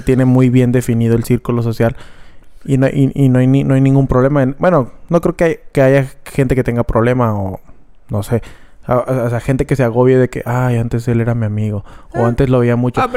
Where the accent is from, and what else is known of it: Mexico